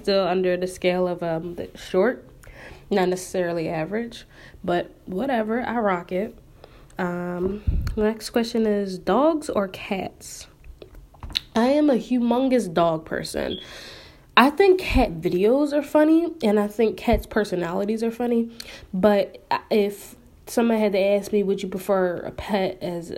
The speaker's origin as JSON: {"language": "English", "town": "Philadelphia", "region": "Pennsylvania", "country": "United States", "tie": "born or raised there"}